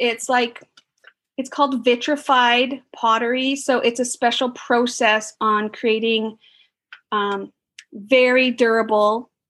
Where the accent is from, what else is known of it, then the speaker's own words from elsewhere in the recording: Canada; because I'm Canadian.